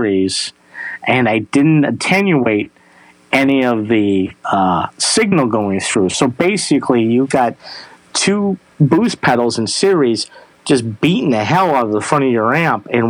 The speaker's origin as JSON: {"language": "English", "town": "Traverse City", "region": "Michigan", "country": "United States", "tie": "born or raised there", "said": "But I'm from Traverse City, Michigan, and Traverse City, Michigan is the cherry capital of the world."}